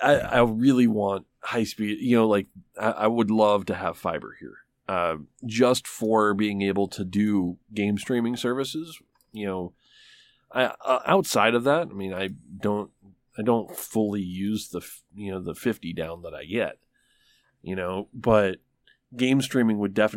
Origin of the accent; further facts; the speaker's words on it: Michigan, United States; now in Tulsa, United States; I mean, they were talking about getting fiber in my hometown in Michigan. And this is a backwards little fucking, like, nowhere place.